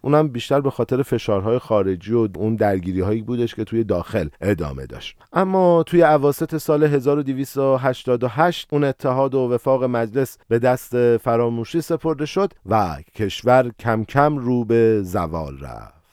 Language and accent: Persian; Iran